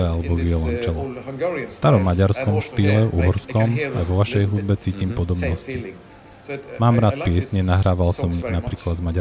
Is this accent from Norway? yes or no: yes; Haugesund, Rogaland, Norway; V mojom rodnom meste Haugesund